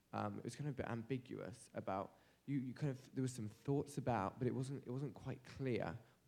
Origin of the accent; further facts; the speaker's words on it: countryside of England, United Kingdom; now in Cambridge, United States; The countryside of England.